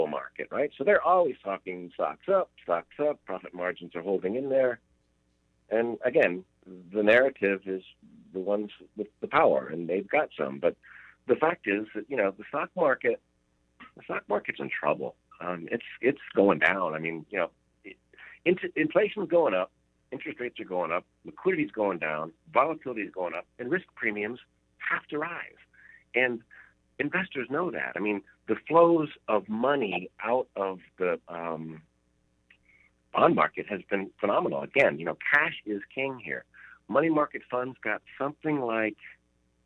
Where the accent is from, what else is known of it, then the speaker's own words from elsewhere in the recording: Louisiana, United States; moved away; also born or lived in Florida; I was born in Louisiana